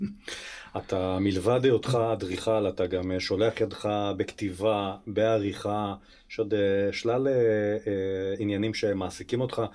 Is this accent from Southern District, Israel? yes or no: yes; Beersheba, Southern District, Israel; גדלתי בשכונה הצמודה